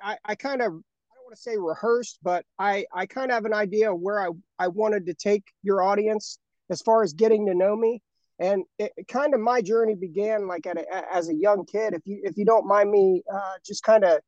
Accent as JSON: {"language": "English", "town": "Dayton", "region": "Ohio", "country": "United States", "tie": "born or raised there", "said": "I grew up in Ohio. I've been here all my life, near the city of Dayton."}